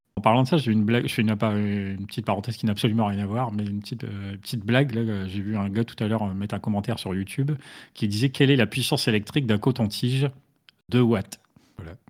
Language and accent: French; the North, France; je suis du Nord.